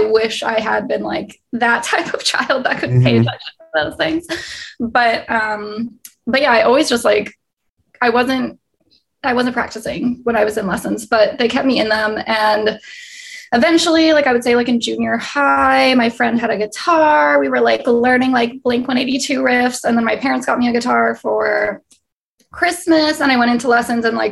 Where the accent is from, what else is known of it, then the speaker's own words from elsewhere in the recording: Winnipeg, Manitoba, Canada; moved away as an adult; now in Los Angeles, United States; I was born and raised in Winnipeg, Manitoba. So right in the middle of Canada